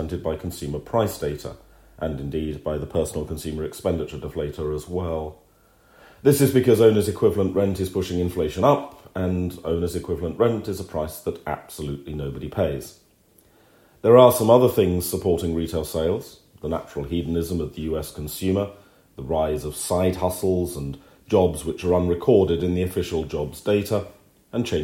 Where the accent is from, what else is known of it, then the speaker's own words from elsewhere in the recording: United Kingdom; as a British subject